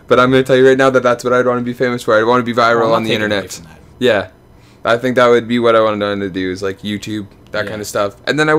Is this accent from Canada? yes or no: yes; Canada; We're sorry that we're Canadian.